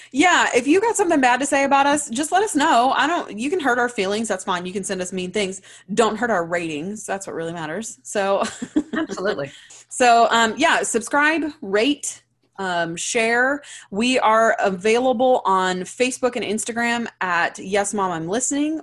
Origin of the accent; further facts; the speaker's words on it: Louisiana, United States; I grew up in Louisiana